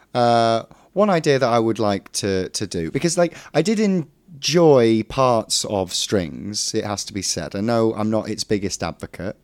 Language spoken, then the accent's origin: English; Derbyshire, East Midlands, United Kingdom; I'm from Derbyshire